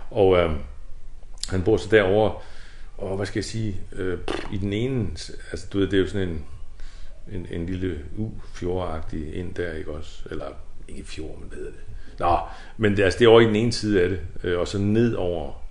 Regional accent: Kvívík, Faroe Islands; born there; og jeg synes bare, Kvøvøk, det, det er jo bare min fødeby.

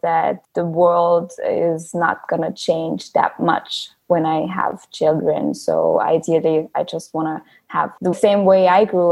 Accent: Austria; moved away as an adult; also born or lived in New York City, United States / London, United Kingdom / Vienna, Austria; I grew up in Austria, and then I started going to school for graphic design.

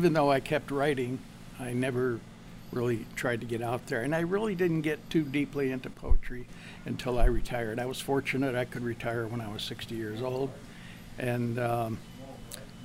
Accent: Malone, New York, United States; moved away as an adult; also born or lived in Syracuse, New York; I was born in Malone

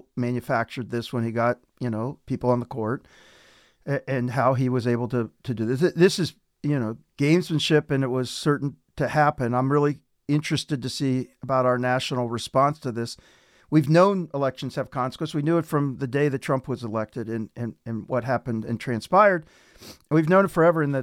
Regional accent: Ohio, United States; I'm from Ohio

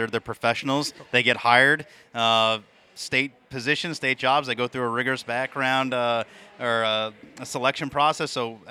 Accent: New Hampshire, United States; from the great Live Free or Die State, my hometown, or my home state

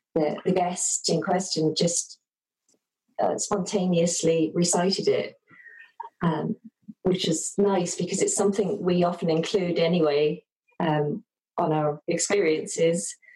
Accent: London, United Kingdom; moved away as an adult; also born or lived in Dublin / west of Ireland; now in Ireland; I'm from London originally.

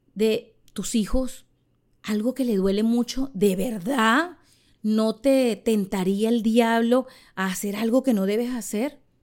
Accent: Charallave, Miranda, Venezuela; moved away as an adult; now in Miami, United States; Soy una humilde venezolana criada en Charallave que decidió vivir hace más de dos décadas en Estados Unidos y se convirtió en madre en Miami

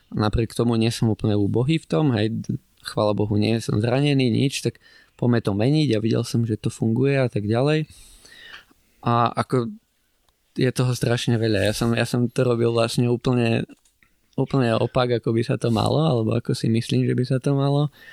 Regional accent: Brezno, Banská Bystrica Region, Slovakia; pochádzam z Brezna, takže akože od malička som bol vedený k športu

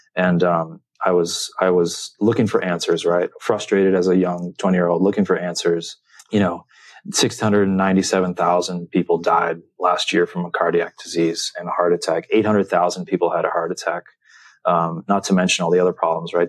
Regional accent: San Diego, California, United States; growing up in San Diego.

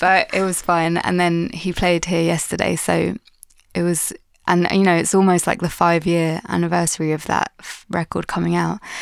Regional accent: London, United Kingdom; I'm Londoner, born and bred.

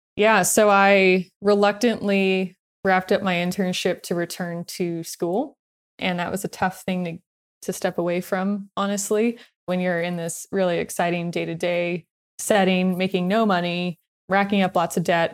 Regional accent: Long Beach, California, United States; when I was growing up in Long Beach

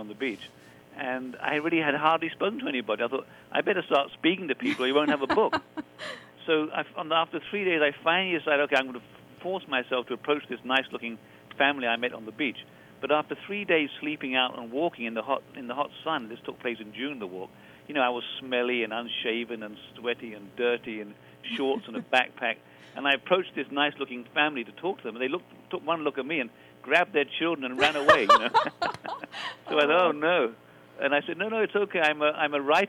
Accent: England, United Kingdom; being English

